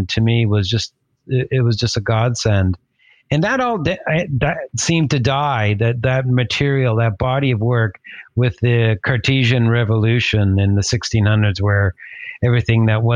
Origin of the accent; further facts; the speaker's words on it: Canada; now in Toronto, Canada; I'm based in Toronto in Canada. I'm Canadian of Italian descent, from the Veneto, so not that far.